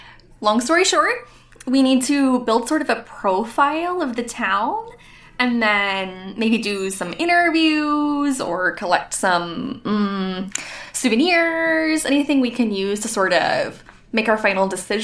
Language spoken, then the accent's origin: English; California, United States; And then, I'm from California, Northern California.